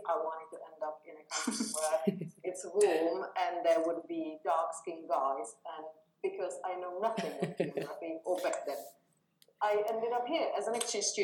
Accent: Czechia; now in Espoo, Finland; I'm from uh, Czech Republic originally, have been in Finland for 22 years. I have lived the entire time except for the first year in Espoo

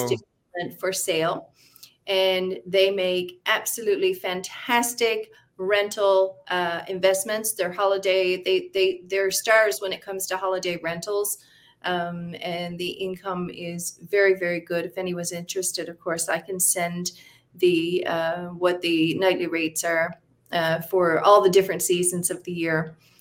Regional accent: Fortune, Newfoundland and Labrador, Canada; moved away as an adult; also born or lived in St. John's, Newfoundland; now in Costa Rica; I'm from a small town called Fortune, Newfoundland.

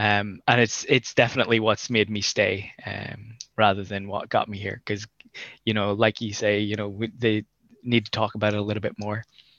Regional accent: Ireland; moved away as an adult; now in Scotland, United Kingdom; I'm from Ireland

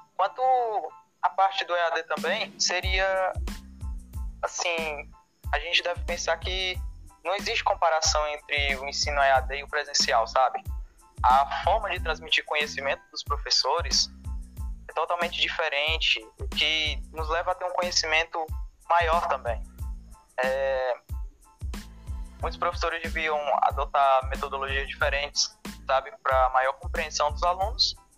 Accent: Fortaleza, Ceará, Brazil; nasci em Fortaleza e Estudo na Escola Profissionalizante José Ivanilton Nocrata

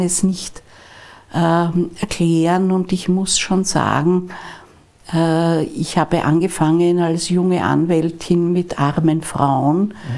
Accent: Vienna, Austria; Wir sind ja aus Wien alle

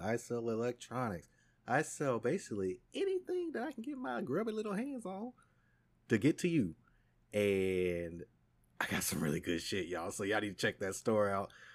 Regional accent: United States; as an American and someone who speaks English

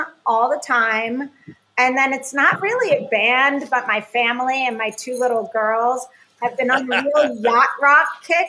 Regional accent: Jersey Shore, New Jersey, United States; I was a Jersey Shore girl

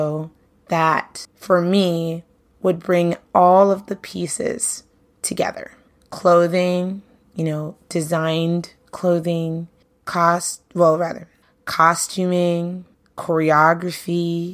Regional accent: New York City, New York, United States; I grew up in Brooklyn

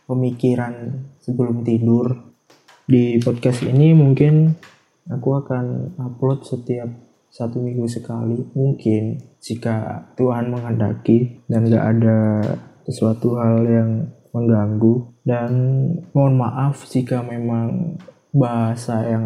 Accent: Java, Indonesia; soalnya ya emang aku dari Jawa anak

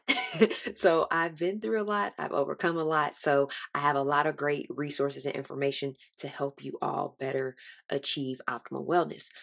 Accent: Texas, United States; I am from Texas with the Louisiana and Mississippi descent

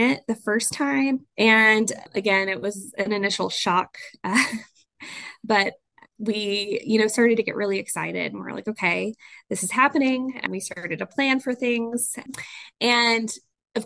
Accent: Houston, Texas, United States; now in Midland, United States; I'm originally from Houston.

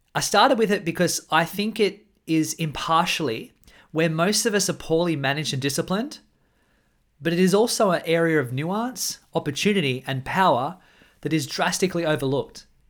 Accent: Australia; I'm an Australian man

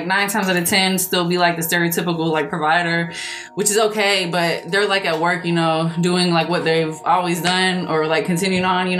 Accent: Nashville, Tennessee, United States; I'm from Nashville, Tennessee

